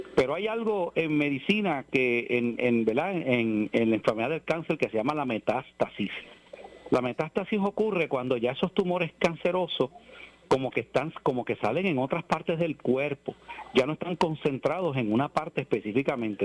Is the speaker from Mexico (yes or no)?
no; Puerto Rico; yo amo mi país y soy puertorriqueño